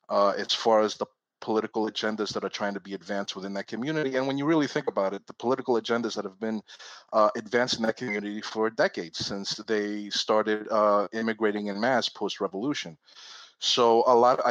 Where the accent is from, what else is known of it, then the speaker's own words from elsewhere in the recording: suburbs of New York, United States; I was born in New York. I was born from Puerto Rican and Dominican parents. I was raised in the suburbs of New York